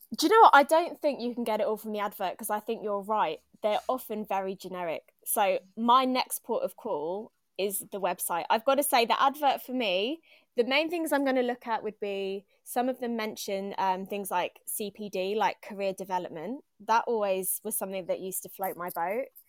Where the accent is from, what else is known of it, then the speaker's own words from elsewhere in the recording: Longtown, West Midlands, United Kingdom; moved away as an adult; also born or lived in Liverpool area (Edge Hill University); now in London, United Kingdom; I grew up in Longtown.